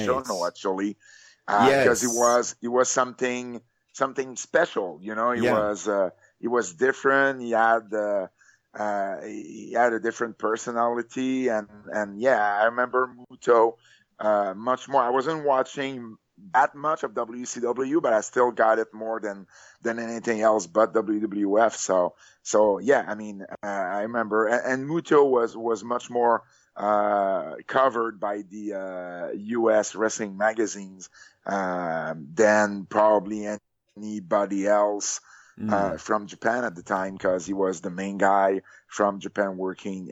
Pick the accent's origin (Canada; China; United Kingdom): Canada; Montreal, Quebec; I am from Canada, Montreal